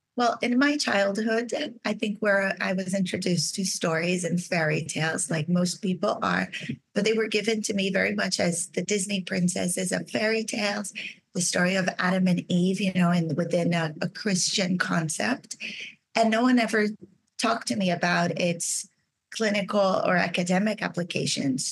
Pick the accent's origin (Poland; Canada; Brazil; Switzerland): Brazil; moved away as an adult; I was raised in Brazil.